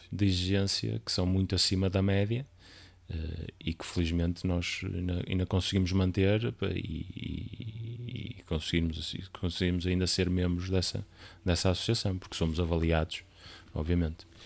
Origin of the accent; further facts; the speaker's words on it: Guimarães, Norte, Portugal; now in Amarante, Portugal; nasci em Guimarães e vivi grande parte de lá, grande parte, assim, até cerca dos 18, 9 anos foi onde vivi.